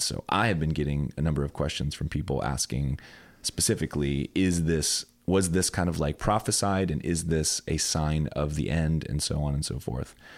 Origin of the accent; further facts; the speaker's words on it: United States; the America I'm living in is increasingly different than the one that I grew up learning about in grade school and middle school with the Christian education